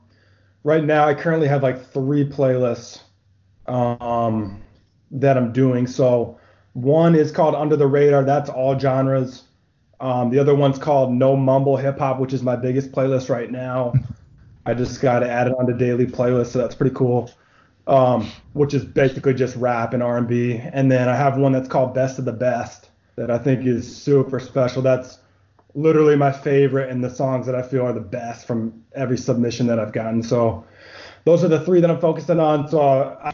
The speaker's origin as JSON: {"language": "English", "region": "Rhode Island", "country": "United States", "moved": "as an adult", "lives_now": "San Antonio, United States", "said": "I'm initially from Rhode Island, but I came out here for work"}